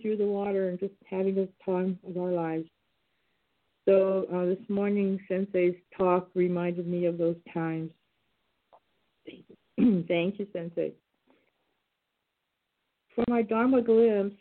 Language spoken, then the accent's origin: English; San Joaquin Valley, California, United States; now in Bay Area, United States; I grew up in the San Joaquin Valley